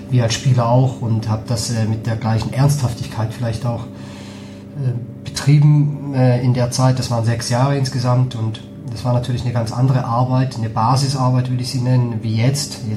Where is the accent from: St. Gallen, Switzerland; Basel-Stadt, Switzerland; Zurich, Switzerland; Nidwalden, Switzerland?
St. Gallen, Switzerland; moved away as an adult; also born or lived in Geneva; now in Hamburg, Germany; Und ich komme aus St. Gallen, also das heißt, ich habe in Genf ge gewohnt und irgendwie war mir nach was Neuem.